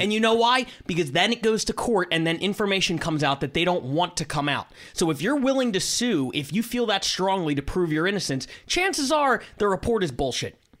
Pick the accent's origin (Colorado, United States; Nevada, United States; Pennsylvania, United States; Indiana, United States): Pennsylvania, United States; Philadelphia; I'm from Philadelphia.